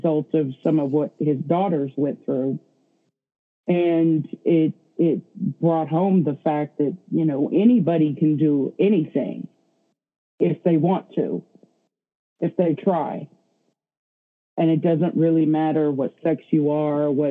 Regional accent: the South, United States; I grew up in the South.

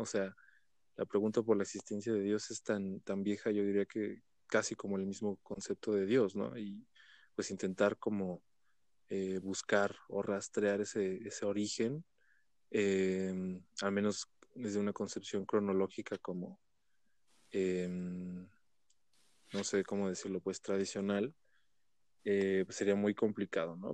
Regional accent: Mexico; tenemos como, mexicanos

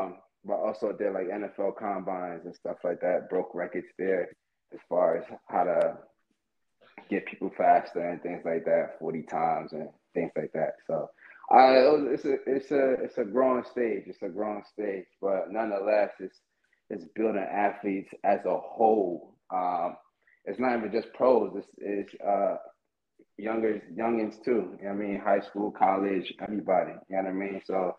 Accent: Far Rockaway, New York, United States; also born or lived in Delaware / Miami / Texas / California; Being in New York, Far Rockaway, New York. I'm from Far Rockaway, New York. Kind of the slums from there. So I done risen out of that jungle, headed over to Delaware. From Delaware to Miami, from Miami to Texas, Texas to Cali.

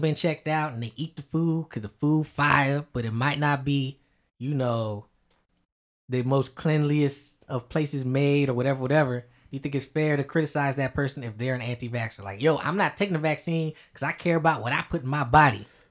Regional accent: United States; we're American

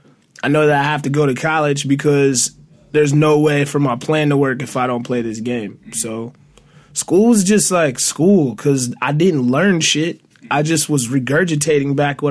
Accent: Detroit, Michigan, United States; I'm from Detroit

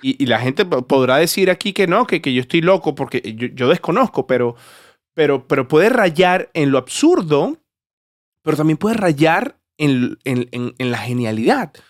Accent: Venezuela; yo soy venezolano.

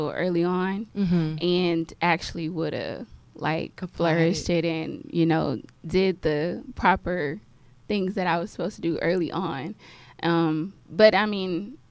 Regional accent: Galveston, Texas, United States; I'm from Galveston Island originally.

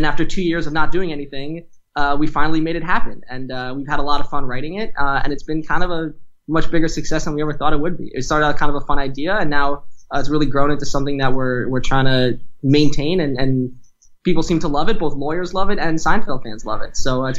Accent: New Jersey, United States; moved away as an adult; now in New York, United States; I grew up here in New Jersey, moved to New York for college and then law school.

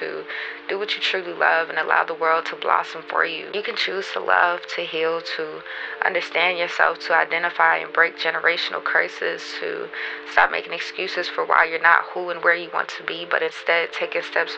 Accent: Baltimore, Maryland, United States; now in Atlanta, United States; I'm from Baltimore, Maryland, but I stay in Atlanta

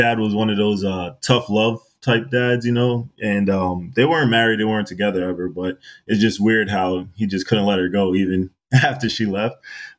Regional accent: New York City, New York, United States; I was born and raised out in Queens, New York. And when I was in high school, I went to Christ the King.

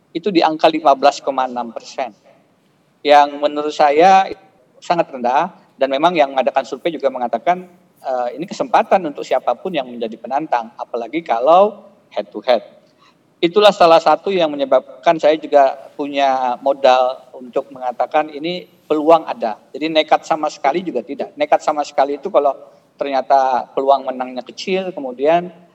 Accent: Kotabaru, South Kalimantan, Indonesia; moved away as an adult; also born or lived in United States / Australia / Jakarta / Yogyakarta; ini tanah kelahiran saya. Saya lahir di Kota Baru, uh, Pulau Laut

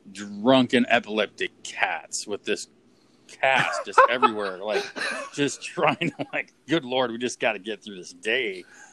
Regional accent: Pine Creek, California, United States; where I grew up in Pine Creek, just south of town.

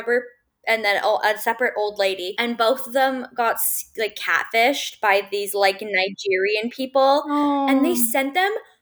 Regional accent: London, Ontario, Canada; I'm from London, Ontario

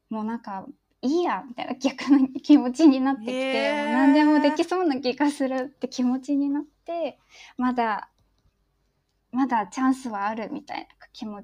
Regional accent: Shodoshima, Kagawa, Japan; moved away as an adult; also born or lived in Kyoto; now in Tokyo, Japan; 私小豆島っていうところ出身で、

